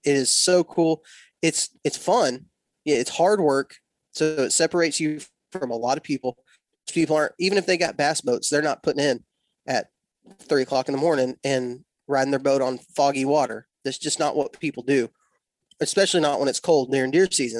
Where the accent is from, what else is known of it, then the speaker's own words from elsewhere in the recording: West Texas, United States; moved away; I was born and raised in West Texas